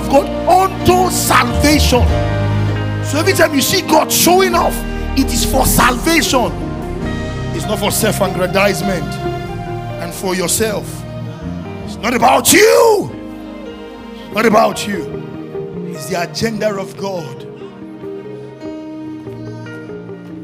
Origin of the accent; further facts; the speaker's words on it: Nigeria; as Nigerian pastor